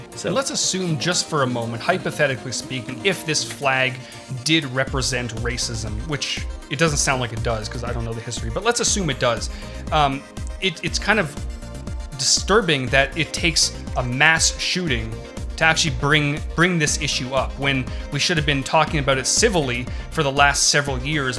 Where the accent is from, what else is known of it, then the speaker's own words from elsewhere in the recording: Canada; I'm Canadian